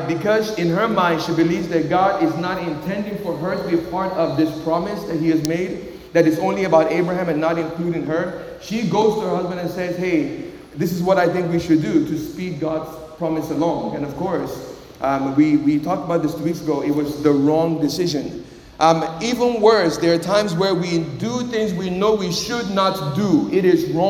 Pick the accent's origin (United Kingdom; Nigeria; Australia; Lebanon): Nigeria; moved away; also born or lived in Miami, Florida; when I was growing up in Nigeria